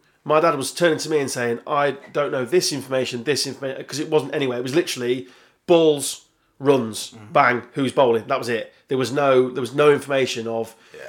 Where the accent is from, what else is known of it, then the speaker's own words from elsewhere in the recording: Yorkshire and the Humber, United Kingdom; I'm from Yorkshire